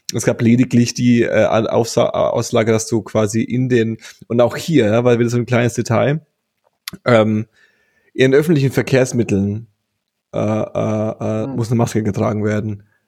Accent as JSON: {"language": "German", "country": "Germany", "said": "wir haben ja auch als Deutsche"}